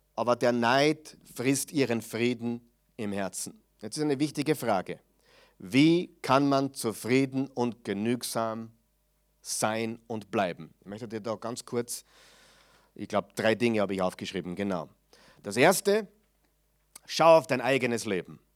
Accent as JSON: {"language": "German", "town": "Mödling", "region": "Lower Austria", "country": "Austria", "said": "bei uns in Mödling"}